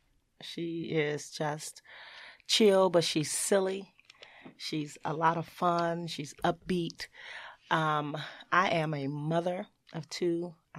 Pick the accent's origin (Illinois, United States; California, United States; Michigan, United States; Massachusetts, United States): Illinois, United States; Chicago; born or raised there